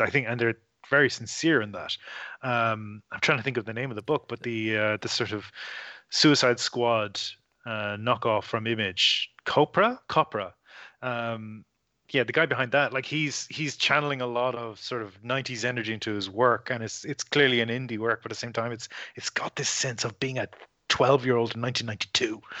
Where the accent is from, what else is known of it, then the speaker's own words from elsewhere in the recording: Ireland; now in Australia; I am not from here. I'm from Ireland.